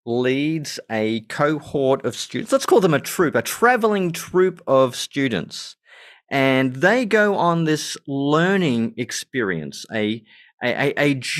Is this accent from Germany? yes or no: yes; Germany; born there; I was born in West Germany, which, uh-huh, of course, is now just part of Germany.